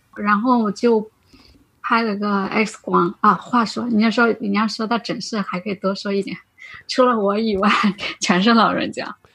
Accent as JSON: {"language": "Chinese", "region": "Anhui", "country": "China", "tie": "born or raised there", "moved": "yes", "lives_now": "Guangzhou, China", "said": "我从广州回，回安徽，我老家在安徽。"}